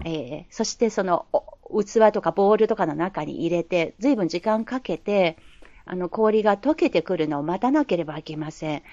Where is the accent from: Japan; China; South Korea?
China; Japanese is a second language; now in Beijing, China; 私たち中国人として